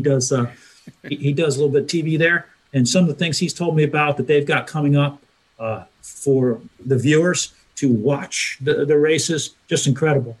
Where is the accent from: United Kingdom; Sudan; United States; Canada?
United States; New Jersey; I'm from New Jersey